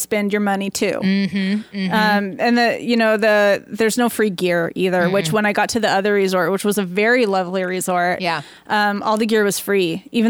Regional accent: Portland, United States; I'm from Portland

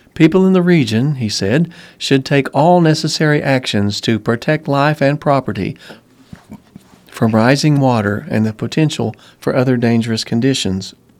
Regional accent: St. Louis, Missouri, United States; now in Germantown; my hometown of Saint Louis

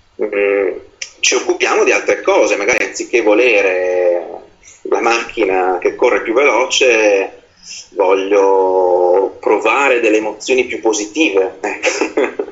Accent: Veneto, Italy; essendo io veneto

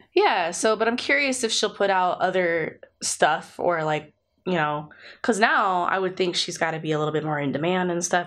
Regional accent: United States; we're American

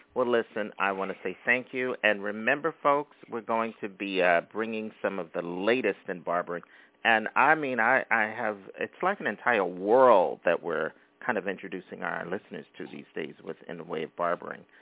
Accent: Philadelphia, Pennsylvania, United States; now in Brooklyn, United States; We're both from Philadelphia

